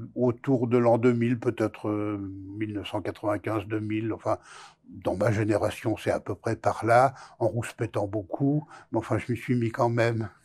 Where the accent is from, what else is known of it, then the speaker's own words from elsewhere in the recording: France; also born or lived in Boulogne-Billancourt; j'ai grandi dans la France de l'après-guerre